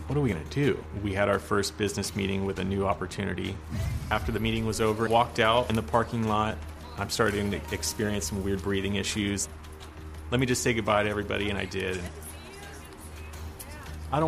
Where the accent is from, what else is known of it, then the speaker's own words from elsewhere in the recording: Los Angeles, California, United States; I'm from Venice, California, born and raised.